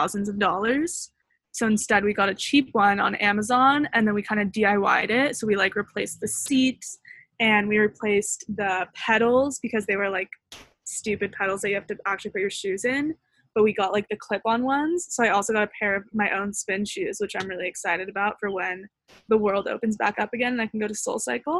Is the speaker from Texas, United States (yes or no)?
no; California, United States; we're from California.